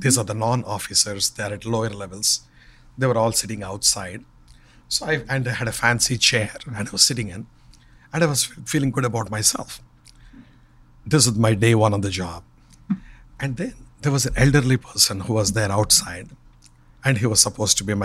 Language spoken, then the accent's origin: English; India; moved away; Growing up in India, we never had television